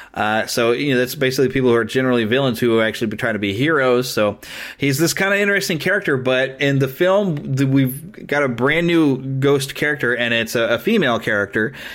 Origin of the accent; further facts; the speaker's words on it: Missouri, United States; here in my home state in Missouri at Marceline